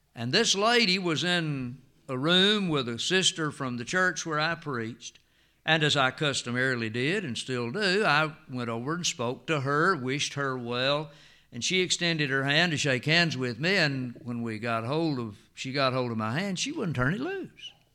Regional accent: United States; when we were growing up in Jackson County

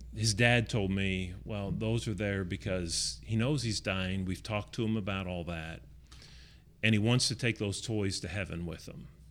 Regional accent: Chester, West Virginia, United States; I grew up in Chester, West Virginia, which is just north of Pittsburgh, uh, about twenty-five miles

